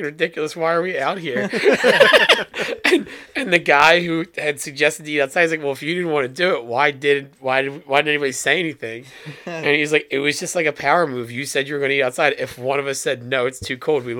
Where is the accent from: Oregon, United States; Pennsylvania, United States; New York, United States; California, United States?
Pennsylvania, United States; Philadelphia; we're all from Philly